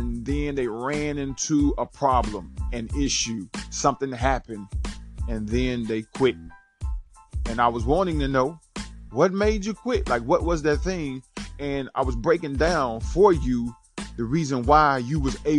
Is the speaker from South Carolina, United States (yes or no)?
yes; Rocky, South Carolina, United States; I'm from Rocky, South Carolina.